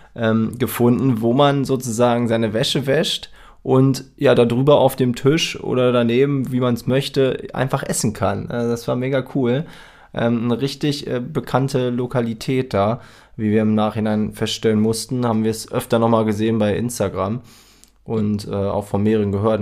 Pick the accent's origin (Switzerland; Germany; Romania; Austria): Germany; wir kommen aus Deutschland